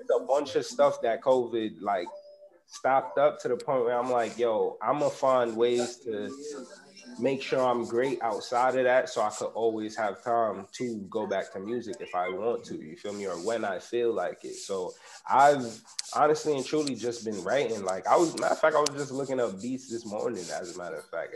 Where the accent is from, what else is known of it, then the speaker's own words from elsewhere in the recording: New York City, New York, United States; I'm from Uptown Bronx, born raised